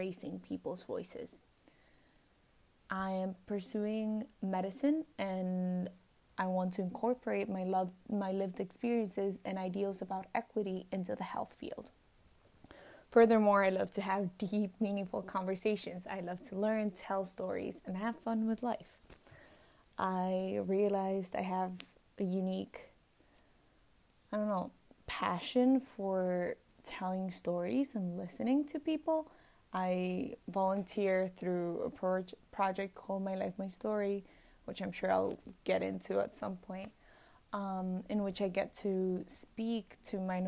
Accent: Tenerife, Canary Islands, Spain; moved away as an adult; also born or lived in Boston; I'm originally from the Canary Islands, from Tenerife. I was born and raised there

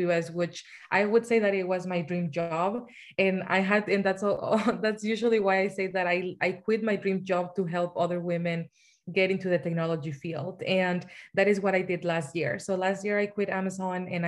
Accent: Mexico; moved away as an adult; also born or lived in Seattle, Washington, United States; now in United States; So I'm originally from Mexico. And so I migrated from Mexico to the US when I was 19 years old.

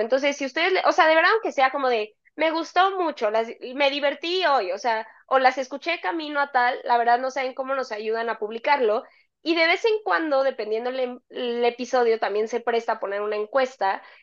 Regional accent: Mexico

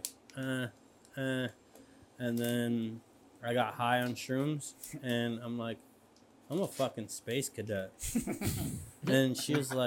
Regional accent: Buffalo, New York, United States; I grew up over here on South Division, so I heard this train my whole life

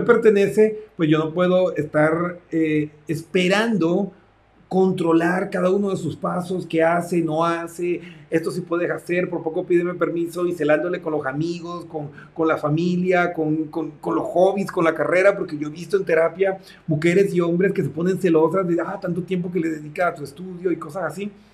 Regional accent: Colombia; moved away; also born or lived in Mexico; estudié en mi tierra natal, Colombia

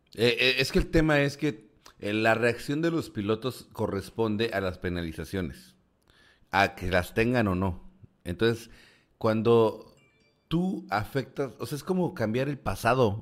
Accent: Mexico

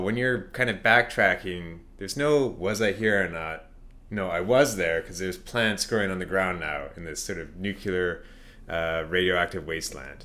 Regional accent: Canada; being Canadian

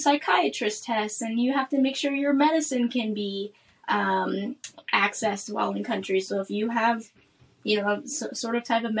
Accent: Omaha, Nebraska, United States; moved away as an adult; also born or lived in Washington, D.C. / Madagascar; I'm from Omaha, Nebraska

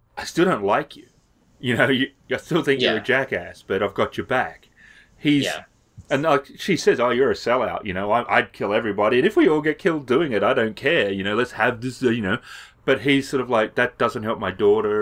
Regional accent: Australia; as an Australian

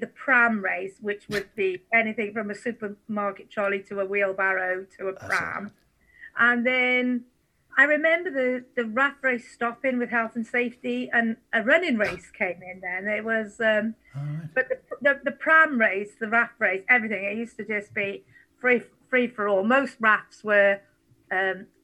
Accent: Stoneybridge, Wales, United Kingdom; now in Merthyr Tydfil, United Kingdom; I grew up in Stony Bridge

